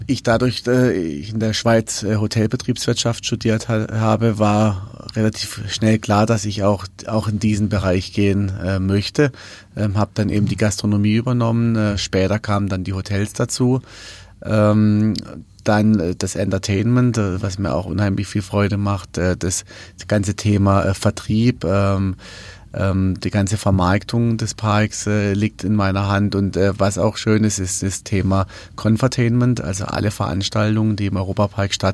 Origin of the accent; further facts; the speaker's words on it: Rust, Baden-Württemberg, Germany; also born or lived in Switzerland; Wir sind ja im Park groß geworden